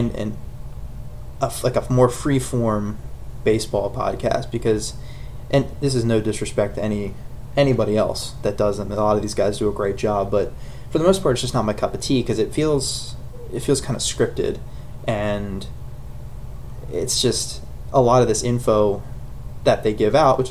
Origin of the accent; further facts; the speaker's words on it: Glen Burnie, Maryland, United States; moved away as an adult; now in Frederick, United States; I was born in Glen Burnie and recently moved to Frederick